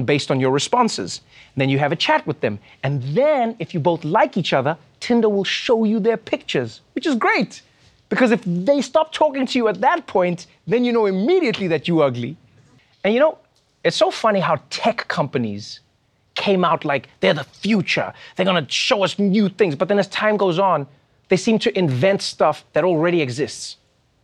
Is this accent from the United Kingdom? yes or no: no; South Africa; my home country, South Africa